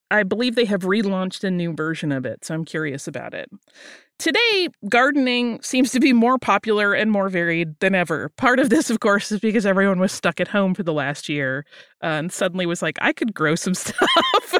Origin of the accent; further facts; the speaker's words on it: Florida Gulf Coast, United States; moved away; I grew up on the Florida Gulf Coast when I was little